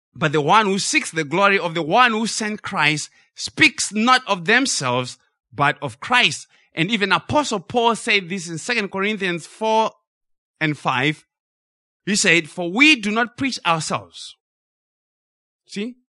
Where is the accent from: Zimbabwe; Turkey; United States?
Zimbabwe; we grew up in Zimbabwe